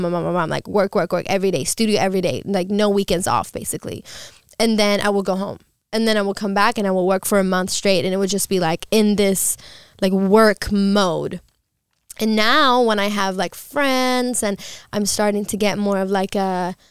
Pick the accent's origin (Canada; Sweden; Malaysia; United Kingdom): Sweden; Stockholm, Stockholm County; also born or lived in Los Angeles; still have a place in Stockholm because, you know, that's my hometown.